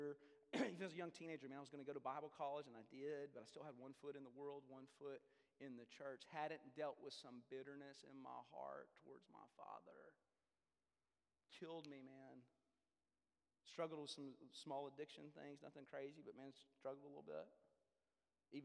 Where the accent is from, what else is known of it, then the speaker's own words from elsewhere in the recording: Denton, Texas, United States; I grew up in North Texas, Denton, Texas